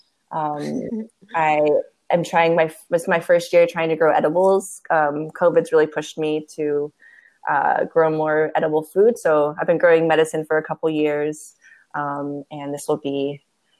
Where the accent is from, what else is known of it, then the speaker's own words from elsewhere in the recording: Las Vegas, Nevada, United States; now in Oakland, United States; I was born and raised in Las Vegas, Nevada, and I was raised there